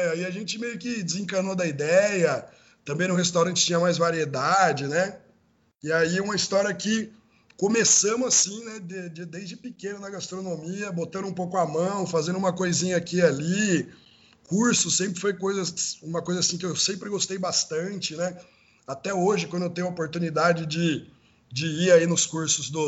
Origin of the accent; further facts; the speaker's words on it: Americana, São Paulo, Brazil; eu sou do interior, né? Sou de Americana, aí de, do interior de São Paulo.